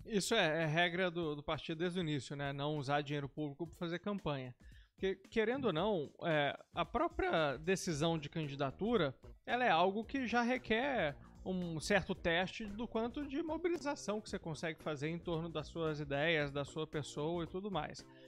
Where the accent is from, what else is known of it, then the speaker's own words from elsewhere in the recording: Belo Horizonte, Minas Gerais, Brazil; moved away; also born or lived in Curitiba / São Paulo; eu sou de Belo Horizonte, mas acabei saindo de casa pra fazer intercâmbio, depois fui fazer faculdade em Curitiba, trabalhar em São Paulo